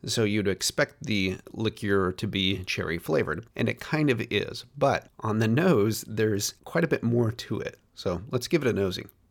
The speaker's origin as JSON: {"language": "English", "country": "United States", "said": "as an American, I grew up pronouncing Moschino as Maraschino"}